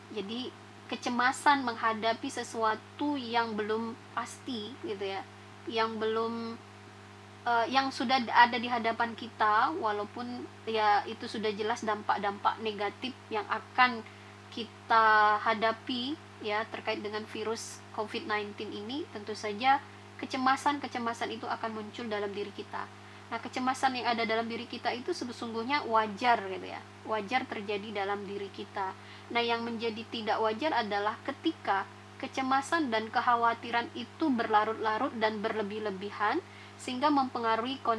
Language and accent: Indonesian; Palembang, South Sumatra, Indonesia; now in Malang, Indonesia; Namun, asli saya berasal dari Sumatera Selatan, tepatnya di kota MPMP.